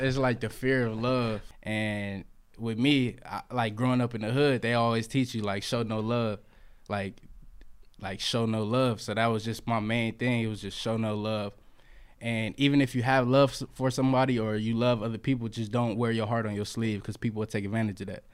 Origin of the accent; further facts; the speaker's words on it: Fresno, California, United States; I'm from Fresno, but, uh, where I was raised is Butler Park.